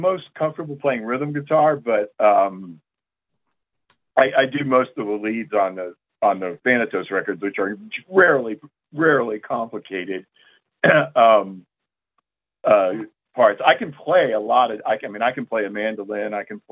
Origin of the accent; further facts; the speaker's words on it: South Florida, United States; I grew up in Florida. And in South Florida